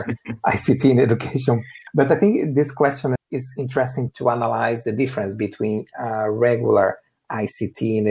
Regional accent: Brazil; moved away; I'm originally from Brazil. I grew up in a rural area

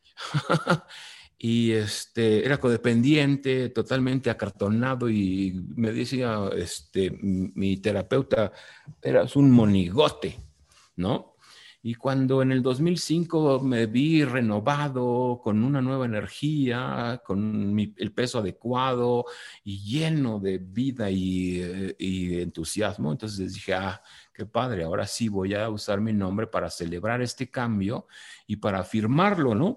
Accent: Mexico; also born or lived in Mexico City; now in Valle de Bravo, Mexico; yo no hice nada para ser mexicano, soy mexicano por una cuestión aleatoria geográfica

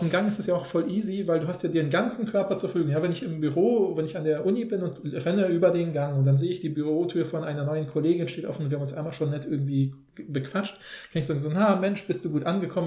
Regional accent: Poland; now in Germany; in Polen war das halt so das Übliche in den Kontexten, wo wir, ja, wo ich aufgewachsen bin

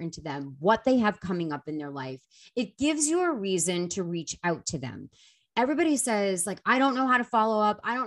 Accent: Boston, Massachusetts, United States; I was from Boston

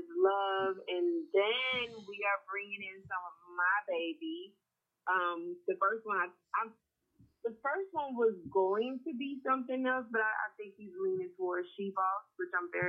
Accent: Mobile, Alabama, United States; moved away as an adult; now in Atlanta, United States; But no, I'm originally from Mobile, Alabama, but I've been in Atlanta for the last 13 years.

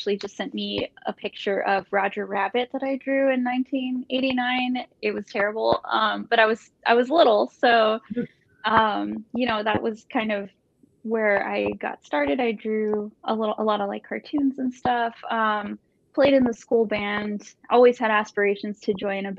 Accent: Brownsville, Texas, United States; moved away as an adult; now in Austin, United States; I am from Brownsville, Texas. It's a border town. And I moved here in 2007

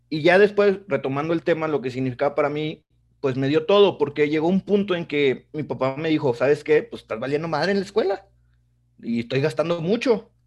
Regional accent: Tampico, Tamaulipas, Mexico; Mi familia materna es este, toda de Monterrey. Por cosas de la vida se fueron a Tampico. Yo nací en Tampico. Mi papá sí es de Tampico.

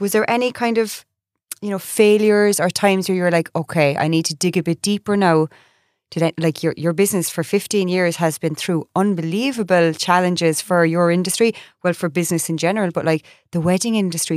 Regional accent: Ireland; moved away as an adult; also born or lived in United States

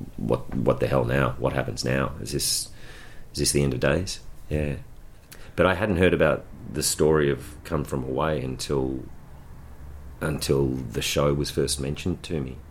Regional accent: Ballarat, Victoria, Australia; born and raised in Ballarat

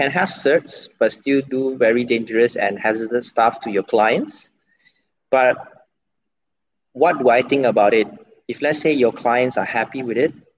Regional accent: Penang, Malaysia; now in Kuala Lumpur, Malaysia; I'm from Penang. And my IC is still Penang IC.

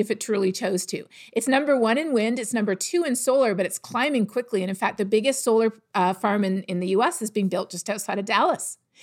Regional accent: Canada; I'm from Canada.

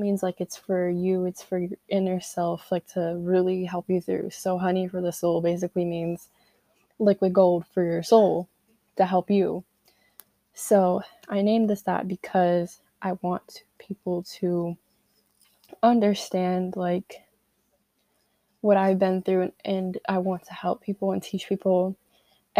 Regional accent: Connecticut, United States; I'm 16, I'm from Connecticut, junior in high school

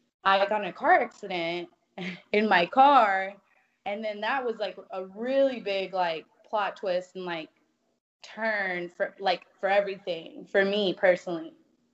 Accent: West Texas, United States; moved away; I'm from West Texas too

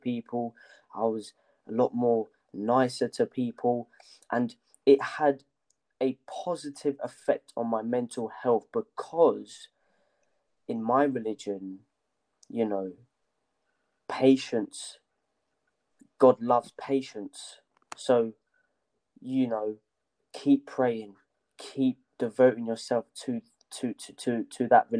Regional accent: Kenya; moved away; I was born in Kenya

